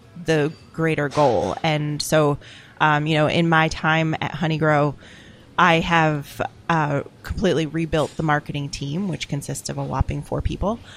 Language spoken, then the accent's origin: English; Philadelphia, Pennsylvania, United States; I'm from Philadelphia